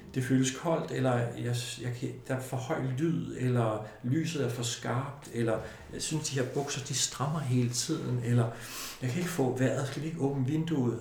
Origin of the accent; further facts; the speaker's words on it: Denmark; i Danmark har vi en kultur, som er, er, er meget lidt voldelig.